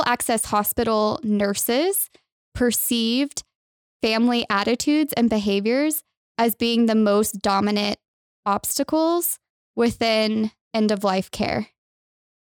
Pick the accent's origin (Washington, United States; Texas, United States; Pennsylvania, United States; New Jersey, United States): Texas, United States; moved away as an adult; now in Utah, United States; I'm originally from Texas